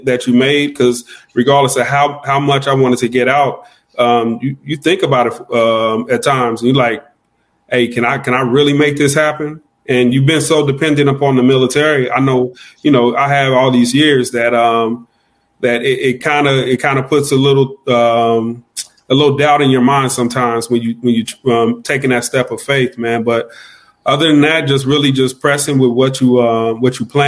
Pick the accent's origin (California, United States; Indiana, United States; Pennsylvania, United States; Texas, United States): Indiana, United States; Indianapolis; moved away as an adult; also born or lived in Korea; now in San Antonio, United States; born and raised in Indianapolis, Indiana.